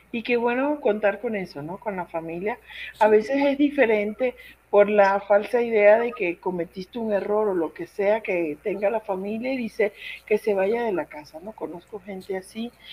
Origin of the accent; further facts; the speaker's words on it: Venezuela; moved away as an adult; now in León, Mexico; cuando llegué de Venezuela, estamos acostumbrados a decir usted